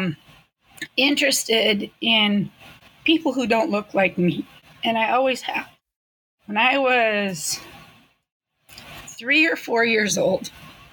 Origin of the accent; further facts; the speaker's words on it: northern Wisconsin, United States; moved away as an adult; also born or lived in Japan; now in Berlin, Connecticut, United States; I grew up in Wisconsin. And then I studied in Japan. I worked in Japan. I taught English in Japan for 10 years